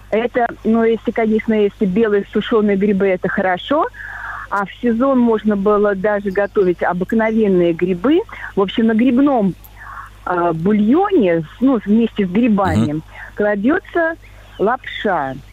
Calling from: Vladimir, Vladimir Oblast, Russia; И звоню я вам из Владимира, но ну, как бы из самого Владимира, а сейчас нахожусь на даче

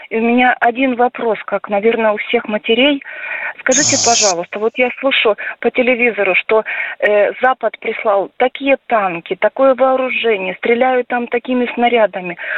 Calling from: Tyumen, Tyumen Oblast, Russia; Я из Тюмени.

